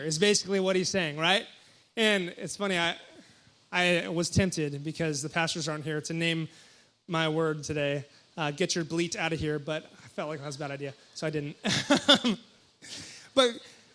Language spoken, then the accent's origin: English; Hawaii, United States; moved away; I'm from Hawaii, and so I go back to Hawaii for Christmas